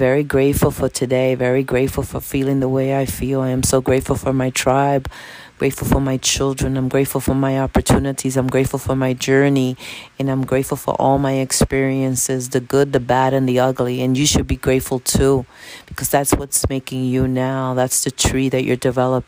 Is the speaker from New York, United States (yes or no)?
yes; New York City, New York, United States; also born or lived in Dominican Republic / Bronx; I was born in the Dominican Republic, and I was raised in Washington Heights. I lived in the Heights until I was like 32 years old.